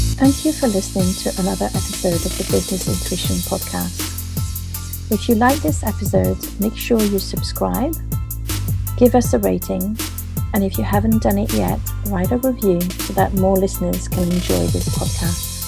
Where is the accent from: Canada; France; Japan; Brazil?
France; Paris, Île-de-France; now in Bristol, United Kingdom; I'm in the UK, but I'm actually from Paris. I'm French